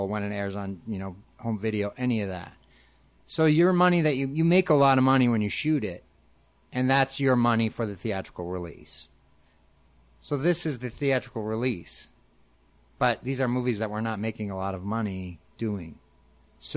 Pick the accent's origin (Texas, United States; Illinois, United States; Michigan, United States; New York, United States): Illinois, United States; Arlington Heights; I grew up, in the Northwest suburbs in Arlington Heights.